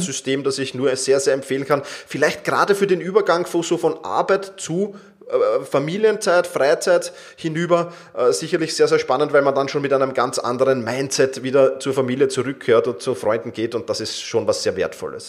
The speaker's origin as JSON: {"language": "German", "region": "Vienna", "country": "Austria", "said": "ich komme aus Wien"}